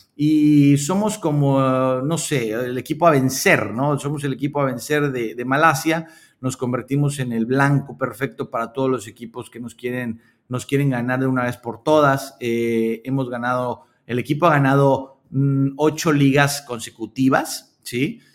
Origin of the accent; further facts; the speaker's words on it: Mexico; moved away as an adult; now in Malaysia; México me parece que, a pesar de que es mi país y es donde yo me desarrollé